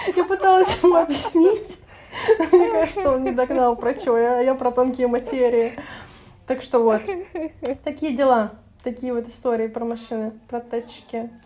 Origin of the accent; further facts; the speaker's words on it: Russia; я из России и пока что